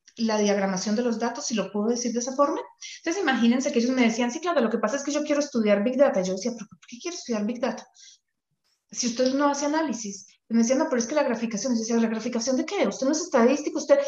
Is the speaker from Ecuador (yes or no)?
no; Colombia; now in Canada; yo conozco algunas cosas de Colombia porque soy colombiana